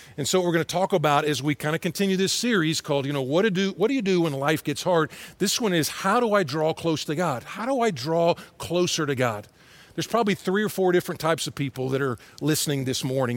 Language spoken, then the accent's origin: English; Atlanta, Georgia, United States; moved away; also born or lived in Texas; I grew up in Atlanta and then in Texas.